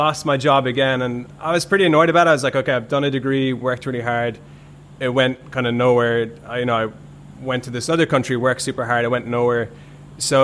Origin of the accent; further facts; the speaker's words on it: Ireland; I grew up in Ireland, and when I grew up in Ireland, there's a huge construction boom